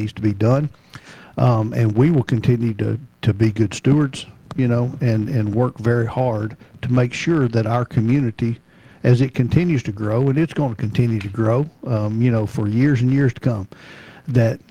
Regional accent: Memphis, Tennessee, United States; moved away as an adult; also born or lived in Nashville, Tennessee; now in Murfreesboro, United States; I'm from Memphis, Shelby County

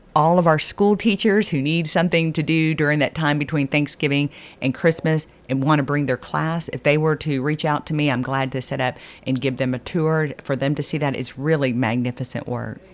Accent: Texas, United States; moved away; I'm a Texan

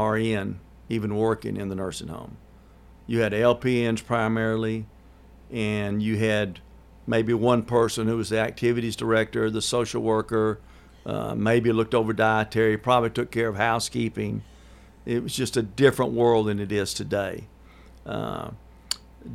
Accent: Murfreesboro, Tennessee, United States; This is where we're located in Murfreesboro. We're from Murfreesboro.

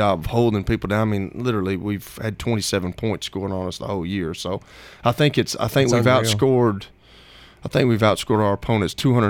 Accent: Shelbyville, Tennessee, United States; I'm from Shelbyville.

